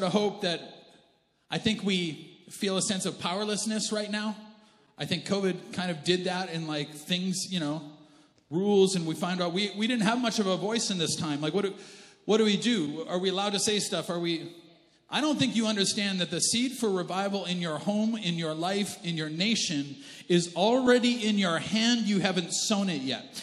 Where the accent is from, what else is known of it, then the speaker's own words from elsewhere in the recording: Canada; also born or lived in United States; I'm Canadian.